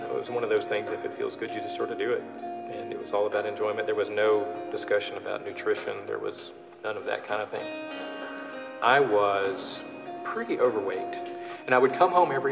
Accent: Louisville, Kentucky, United States; I'm originally from Louisville, Kentucky, born and raised there

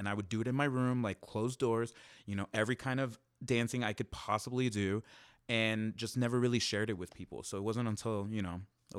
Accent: Miami, Florida, United States; now in Los Angeles, United States; In Miami.

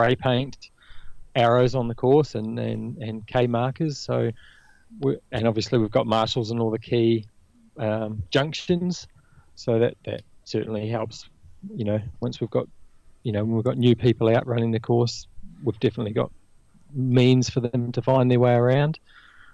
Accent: New Zealand; now in Australia; I don't know if you picked up the accent, but I'm originally from New Zealand

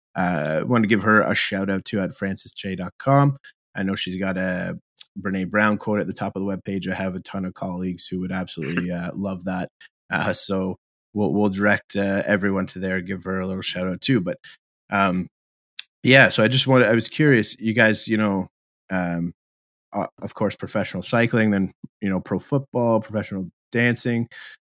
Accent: Ottawa, Ontario, Canada; I was raised in Ottawa.

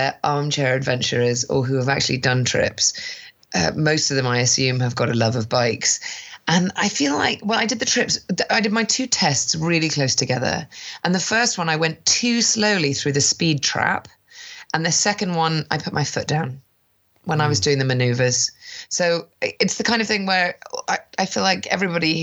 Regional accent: London, United Kingdom; I'm also from London, and I work in branding

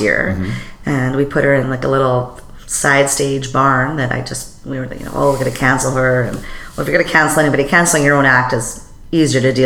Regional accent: the Prairies, Canada; I'm a prairie girl

